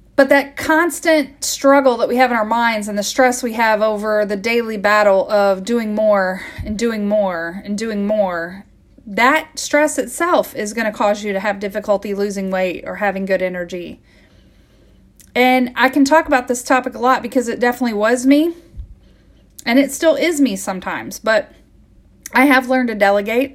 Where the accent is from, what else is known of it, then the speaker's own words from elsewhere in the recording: Midwest, United States; I grew up in the Midwest